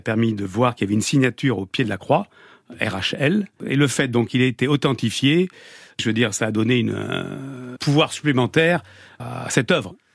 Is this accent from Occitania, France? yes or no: no; Lot-et-Garonne, Nouvelle-Aquitaine, France; j'ai passé toute mon enfance dans le Lot-et-Garonne, donc euh, à Gonto-Nogaret